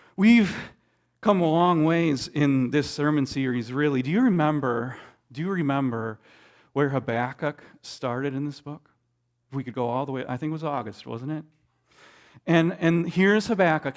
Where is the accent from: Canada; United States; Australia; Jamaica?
United States; Minnesota; growing up in Minnesota